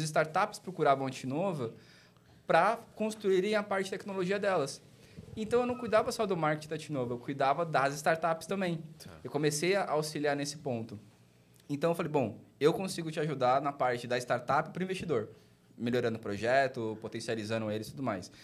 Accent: Baixada Santista, São Paulo, Brazil; now in São José dos Campos, Brazil; eu sou natural de São Paulo, fui criado na Baixada Santista

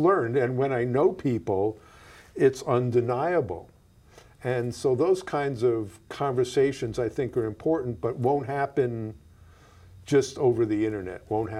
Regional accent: New York, United States; where I grew up in New York, the biggest differences weren't, there were huge differences between like the Jewish families and the Italian Catholic families.

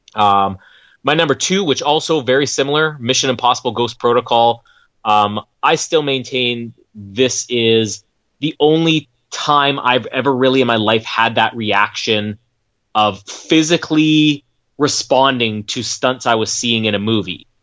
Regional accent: Canada; I'm Canadian

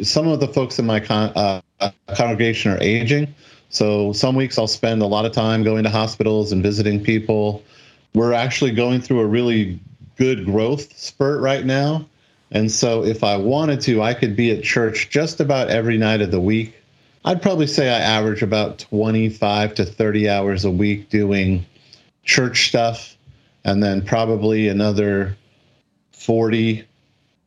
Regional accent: Washington, United States; moved away as an adult; also born or lived in Dayton / Seattle / Taiwan / Maryland; moved back to Washington State

